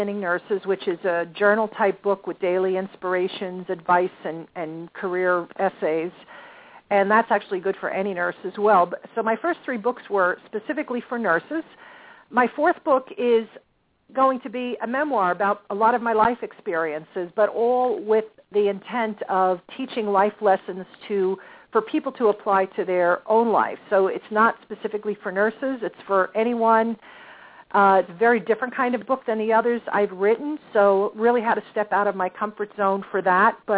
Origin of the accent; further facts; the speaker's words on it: New Jersey, United States; my home state of New Jersey